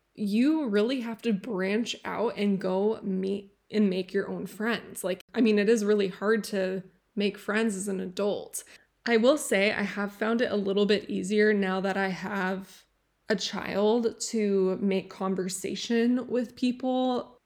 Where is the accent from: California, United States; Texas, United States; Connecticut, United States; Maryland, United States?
California, United States; Encinitas; Encinitas, which is my hometown